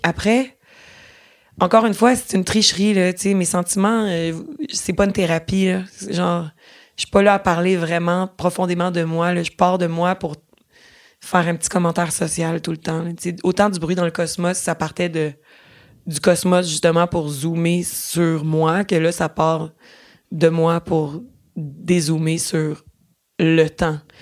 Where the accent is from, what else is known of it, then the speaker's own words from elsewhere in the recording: Boucherville, Quebec, Canada; je prenais les cours de théâtre quand j'étais petite à Boucherville, sur la rive sud de Montréal